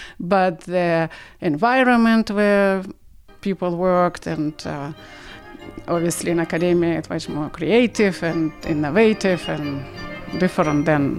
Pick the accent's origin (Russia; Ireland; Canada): Russia; Saint Petersburg; English is a second language; moved away as an adult; now in Great Barrington, United States; growing up in Soviet Union was great. We had very nice childhood.